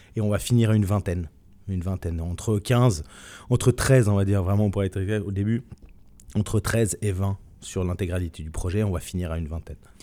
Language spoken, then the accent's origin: French; Switzerland; moved away as an adult; now in France; je suis suisse de, de nationalité. J'ai vécu toute mon enfance en Suisse